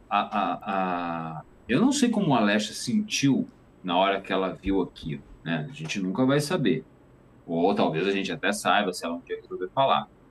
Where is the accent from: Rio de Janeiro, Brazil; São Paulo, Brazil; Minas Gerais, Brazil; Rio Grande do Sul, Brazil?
Minas Gerais, Brazil; Juiz de Fora; moved away; also born or lived in Tapetininga; eu nasci em Tapetininga, mas eu passei a minha, a minha adolescência em Juiz de Fora